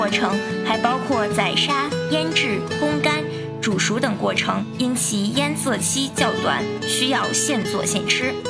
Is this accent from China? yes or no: yes; Baotou, Inner Mongolia, China; 我的家乡是内蒙古包头。